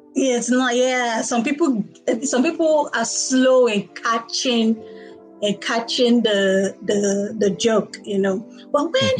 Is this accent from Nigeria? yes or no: yes; Nigeria; first language Igbo; English is a second language; I was born in Nigeria. I've lived in Nigeria all my life